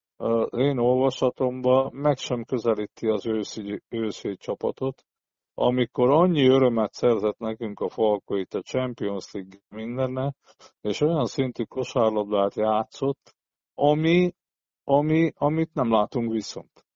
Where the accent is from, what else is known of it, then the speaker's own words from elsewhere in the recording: Szombathely, Vas, Hungary; szombathelyi ember vagyok